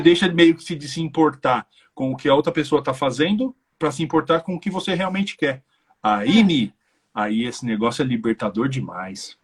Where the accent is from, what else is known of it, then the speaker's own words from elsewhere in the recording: Brazil; moved away as an adult; now in Ireland; eu como brasileiro